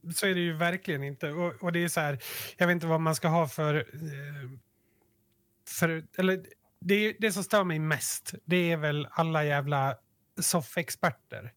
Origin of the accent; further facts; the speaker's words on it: Yttermalung, Dalarna County, Sweden; vi utgår bara från Yttermalung nu, där vi växte upp